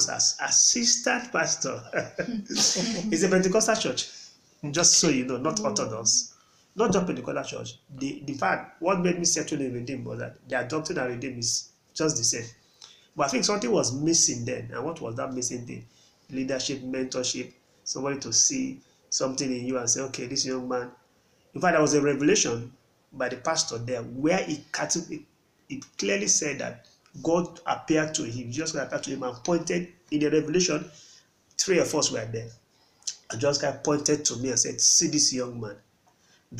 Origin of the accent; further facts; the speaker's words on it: Port Harcourt, Rivers State, Nigeria; also born or lived in Jos, Plateau State; born in Plateau State but grew up in Port Harcourt, full time Port Harcourt boy.